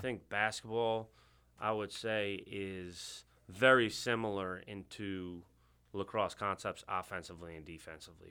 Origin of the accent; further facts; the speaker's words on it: Bethpage, New York, United States; accent: New York; moved away; I'm originally from Long Island